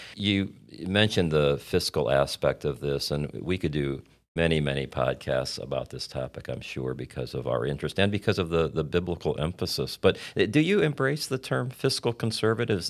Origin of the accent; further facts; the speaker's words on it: Indiana, United States; I grew up in Indiana